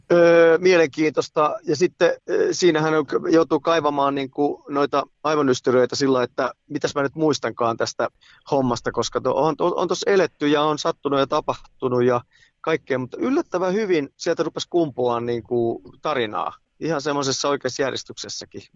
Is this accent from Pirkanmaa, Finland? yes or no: yes; Tampere, Pirkanmaa, Finland; moved away as an adult; now in Helsinki, Finland; mä oon syntynyt keskussairaalassa ja sitten Raholassa pienenä poikana ja sitten muutettiin Kirjavaisen kadulle Ruotulaa ja Messukylä yhteiskoulua